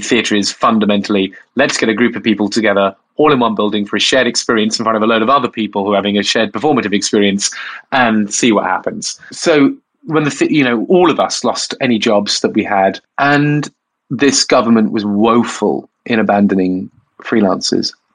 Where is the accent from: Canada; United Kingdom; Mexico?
United Kingdom; Bournemouth, South West England; I I am from Bournemouth. Uh, yeah, I was a gay kid in um, Bournemouth under Section 28